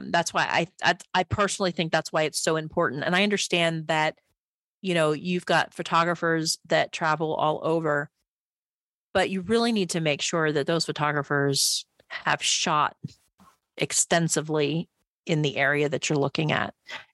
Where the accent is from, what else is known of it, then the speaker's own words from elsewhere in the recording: East Coast, United States; moved away; so I grew up on the East Coast